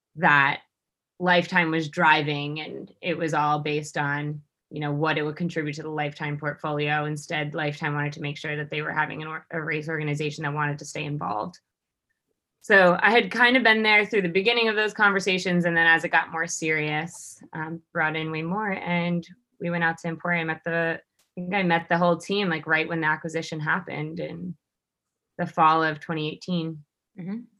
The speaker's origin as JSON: {"language": "English", "region": "New York", "country": "United States", "moved": "as an adult", "said": "I am originally from New York"}